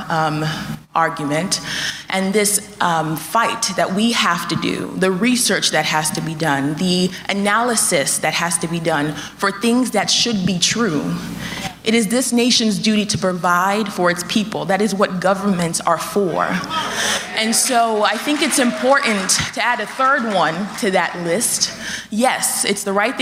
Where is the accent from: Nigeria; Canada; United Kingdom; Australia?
Nigeria; now in United States; I grew up in Nigeria